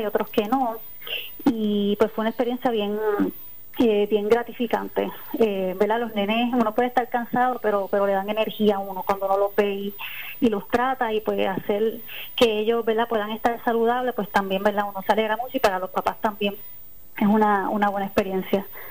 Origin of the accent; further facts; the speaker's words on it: Río Grande, Puerto Rico; moved away as an adult; also born or lived in Ponce; Yo soy de Río Grande